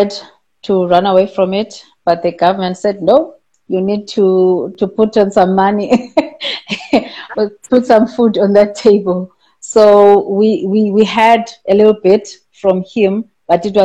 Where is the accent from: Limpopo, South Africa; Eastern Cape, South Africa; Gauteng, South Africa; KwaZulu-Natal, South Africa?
Eastern Cape, South Africa; Butterworth; I grew up in a small town called Butterworth